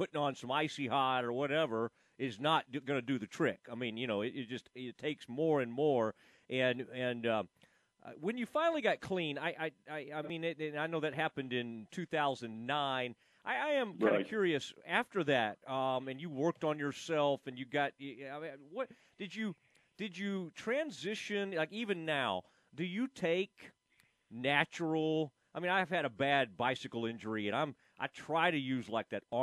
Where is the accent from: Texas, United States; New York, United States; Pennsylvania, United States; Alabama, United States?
Texas, United States; Kaufman; I grew up in Kaufman, Texas